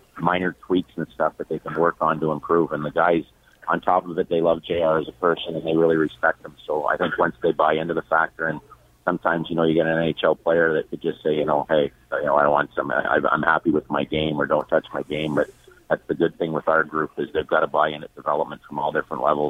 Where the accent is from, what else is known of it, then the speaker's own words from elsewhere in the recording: Toronto, Ontario, Canada; moved away as an adult; now in Los Angeles, United States; my hometown